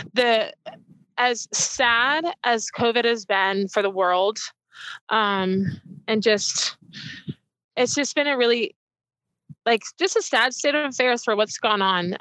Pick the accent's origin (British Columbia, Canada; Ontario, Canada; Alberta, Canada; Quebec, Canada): British Columbia, Canada; Port Coquitlam; also born or lived in Burnaby; I was born in Burnaby. Um, grew up in Port Coquitlam